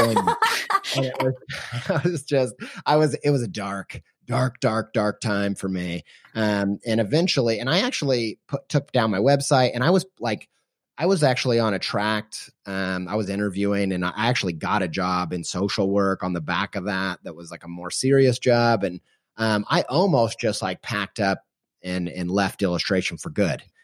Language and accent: English; Columbus, Indiana, United States; moved away as an adult; now in Columbus, Ohio, United States; stay in Columbus, Indiana, which is where, uh, I went to high school, and I was born in Southern Indiana